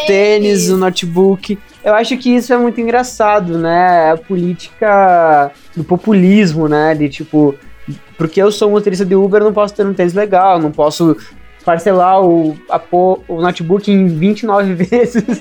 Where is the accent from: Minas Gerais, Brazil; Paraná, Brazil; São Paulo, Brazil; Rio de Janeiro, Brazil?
Paraná, Brazil; Ponta Grossa; a gente é de Ponta Grossa ali, que é relativamente perto de Londrina